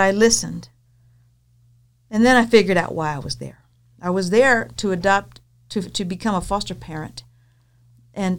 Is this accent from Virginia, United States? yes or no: no; Texas, United States; moved away as an adult; also born or lived in El Centro, California; I'm from Texas